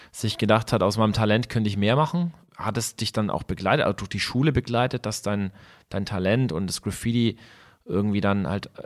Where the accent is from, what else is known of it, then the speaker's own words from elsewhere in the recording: Bavaria, Germany; wir sind ja jetzt aus Bayern